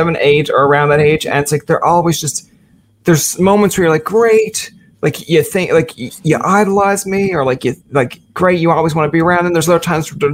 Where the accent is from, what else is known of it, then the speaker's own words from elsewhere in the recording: Canada; we're Canadian